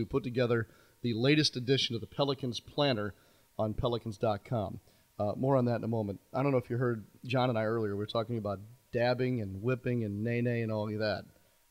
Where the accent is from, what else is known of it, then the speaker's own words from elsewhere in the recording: North Shore, Louisiana, United States; I'm from the North Shore